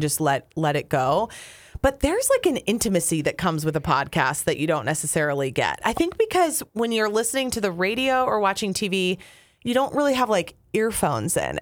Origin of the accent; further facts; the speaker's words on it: Apple Valley, Minnesota, United States; moved away as an adult; also born or lived in Wisconsin / Duluth / Green Bay; we're both from Apple Valley.